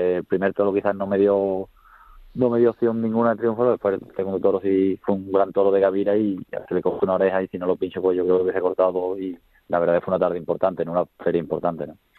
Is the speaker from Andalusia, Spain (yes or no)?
yes; Écija, Andalusia, Spain; me crié en Ecija